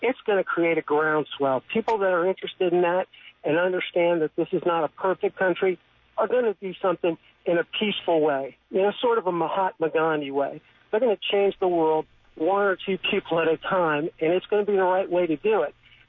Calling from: Jacksonville Beach, Florida, United States; I'm calling from Jacksonville Beach.

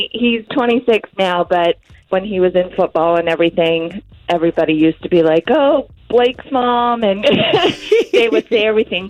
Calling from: Cocoa, Florida, United States; I'm calling from Coco

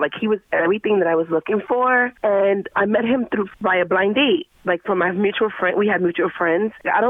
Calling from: Oakwood, United States; I'm calling from Oakwood.

